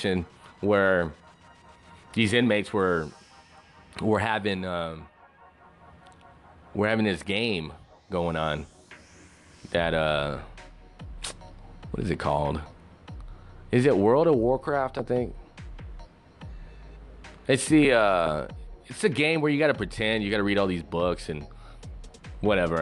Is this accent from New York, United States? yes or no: no; West Texas, United States; now in San Antonio, United States; I grew up in West Texas